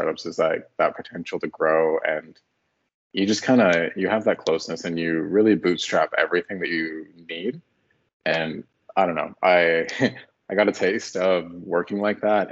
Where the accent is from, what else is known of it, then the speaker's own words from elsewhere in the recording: Toronto, Ontario, Canada; moved away as an adult; also born or lived in Halifax, Nova Scotia; I'm from Ontario